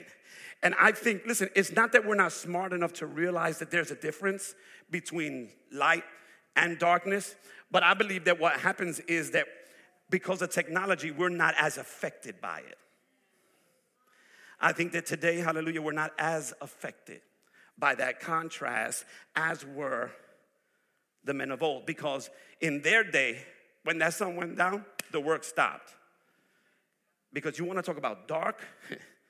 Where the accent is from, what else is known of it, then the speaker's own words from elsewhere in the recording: New York, United States; moved away; I'm originally from New York. I'm a city boy. I come from the place where people don't sleep.